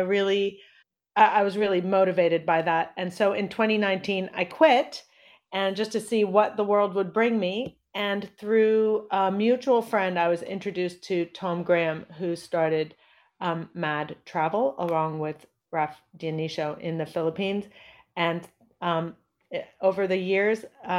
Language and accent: English; New Delhi, Delhi, India; born there; also born or lived in Indonesia / United States / Pakistan; My dad is Indian. My mother is American. I was born in New Delhi. And I lived in Indonesia, the US, and Pakistan by the time I finished high school.